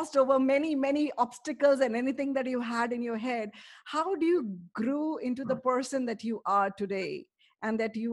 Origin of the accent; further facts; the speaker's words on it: Prayagraj, Uttar Pradesh, India; I was born in the same city as he was born. So whenever someone asks me, where are you from? I always say, I'm from Amitabh Bachchan's village. And interestingly enough, people across the globe know that, oh, you're from Allahabad